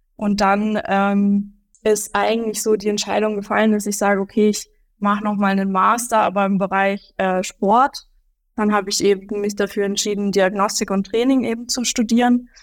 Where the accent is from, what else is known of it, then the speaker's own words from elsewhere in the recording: Upper Franconia, Bavaria, Germany; aus Bayern oder auch Oberfranken